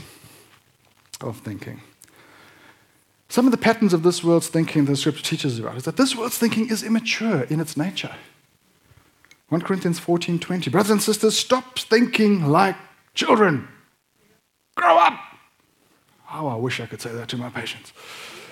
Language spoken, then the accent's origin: English; South Africa; moved away; also born or lived in Tasmania; I'm an expat South African.